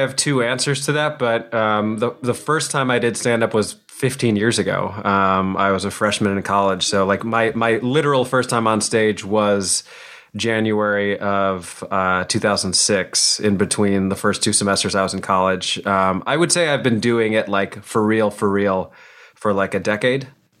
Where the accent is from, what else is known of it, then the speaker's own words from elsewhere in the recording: New Jersey, United States; moved away as an adult; also born or lived in Illinois / Chicago; now in New York, United States; So we moved from Illinois to New Jersey when I was in fifth grade. So like the majority of my childhood was spent in New Jersey. I went to middle school, high school, college in New Jersey, and then after that kind of migrated up to New York.